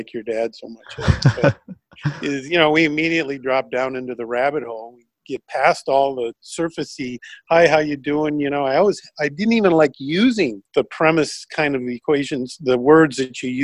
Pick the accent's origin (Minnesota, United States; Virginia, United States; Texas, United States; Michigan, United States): Minnesota, United States; Minneapolis; moved away as an adult; also born or lived in Wisconsin / Illinois / California; most of my time in Minnesota and the Twin Cities. You know, high school and college